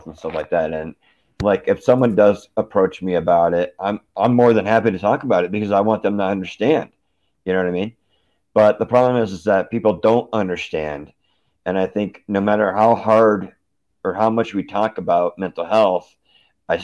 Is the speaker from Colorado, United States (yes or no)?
yes; Aurora, Colorado, United States; also born or lived in Denver; I grew up in Aurora